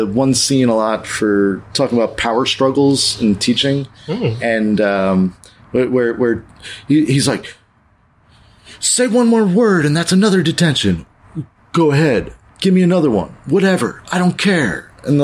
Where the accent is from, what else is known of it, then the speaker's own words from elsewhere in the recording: East Coast, United States; we grew up on the East Coast